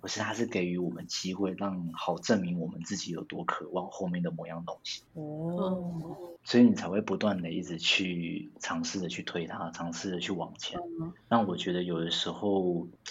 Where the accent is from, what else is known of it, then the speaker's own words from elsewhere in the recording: Taipei, Taiwan; also born or lived in Linkou District; 我是在台北出生长大，那我现在的住在林口区这边